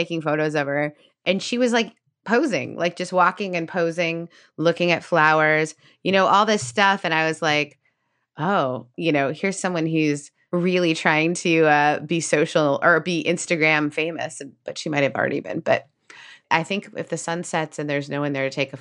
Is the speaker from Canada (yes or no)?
yes; Canada; as a Canadian